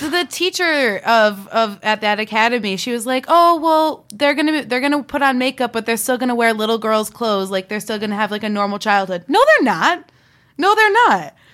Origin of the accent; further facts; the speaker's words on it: near Willimantic, Connecticut, United States; moved away; I'm actually from the neighboring town, which is, uh, still like a, a sub-Heroin Town. Um, but, but, uh, yeah, I, I lived there for six years. It's about Willamette, Connecticut.